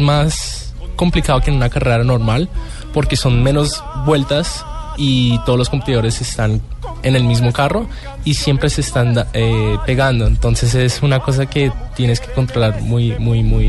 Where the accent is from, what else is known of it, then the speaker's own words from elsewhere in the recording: Colombia; Yo soy el único latinoamericano y colombiano representando en el rallycross.